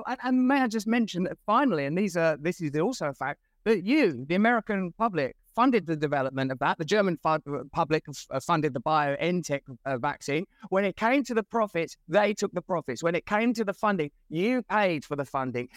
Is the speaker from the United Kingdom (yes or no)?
yes; England, United Kingdom; I'm English